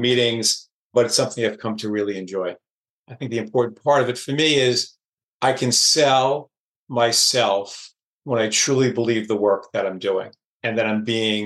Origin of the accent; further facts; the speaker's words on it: Oceanside, New York, United States; my hometown of Oceanside, New York